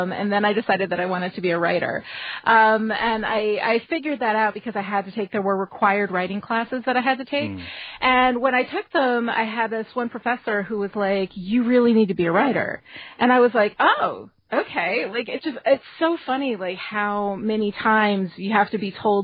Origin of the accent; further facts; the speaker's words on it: Dutchess County, New York, United States; I was born in Dutchess County, New York State.